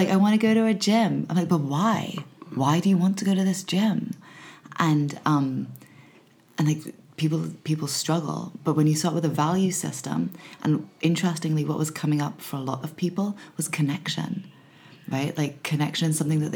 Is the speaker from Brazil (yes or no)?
no; Hong Kong; moved away as an adult; also born or lived in Los Angeles, United States; growing up in Hong Kong